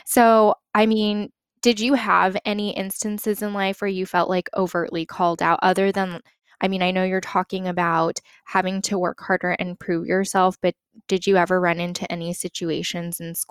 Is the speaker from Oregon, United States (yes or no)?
no; California, United States; I grew up in California my entire life, different parts of California.